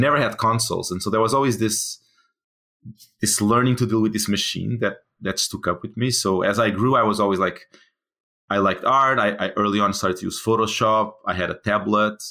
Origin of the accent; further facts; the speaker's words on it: Portugal; moved away; I'm from Portugal